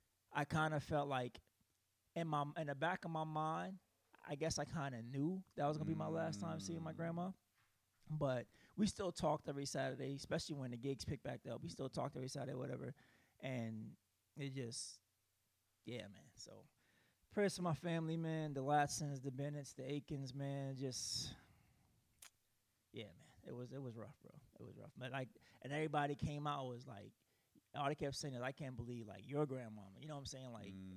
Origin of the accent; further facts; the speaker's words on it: South Carolina, United States; I'm from South Carolina. Usually I go back to South Carolina